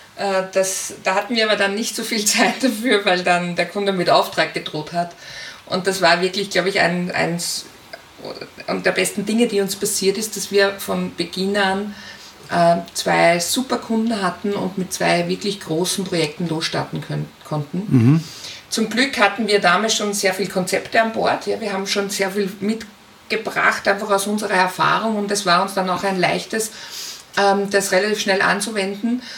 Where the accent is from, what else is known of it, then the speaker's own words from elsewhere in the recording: Linz, Upper Austria, Austria; Ich komme aus Österreich, bin in Linz zu Hause